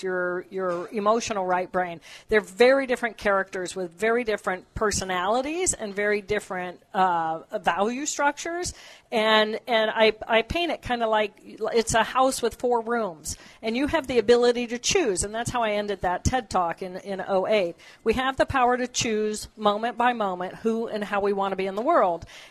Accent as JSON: {"language": "English", "town": "Terre Haute", "region": "Indiana", "country": "United States", "tie": "born or raised there", "said": "I grew up in Terre Haute"}